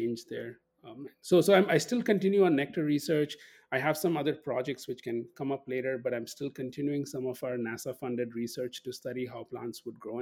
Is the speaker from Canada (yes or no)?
no; Kolkata, West Bengal, India; moved away as an adult; now in St. Paul, United States; I'm from Calcutta in India, or Kolkata, India